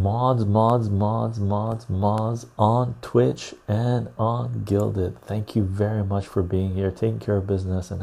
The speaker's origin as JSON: {"language": "English", "region": "west coast of Canada", "country": "Canada", "accent": "West Coast Canadian", "said": "West Coast of Canada."}